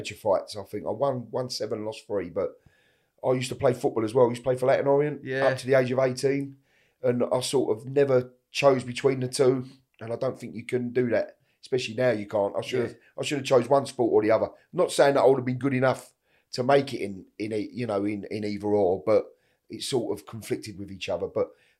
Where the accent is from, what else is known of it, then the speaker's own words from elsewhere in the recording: East End, London, United Kingdom; We're all from the East End, and that's how we used to, that's how like my dad and his mates and that all used to be back in the day, you know?